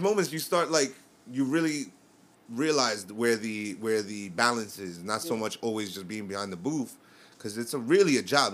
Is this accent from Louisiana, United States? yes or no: no; New York, United States; I'm from New York.